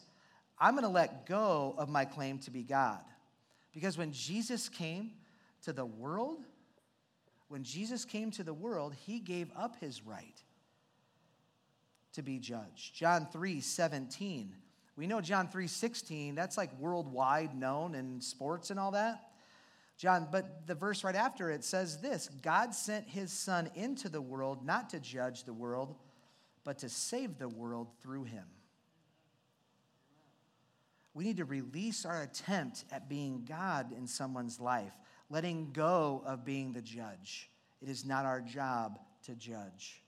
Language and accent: English; Iowa, United States; I grew up in Iowa, born and raised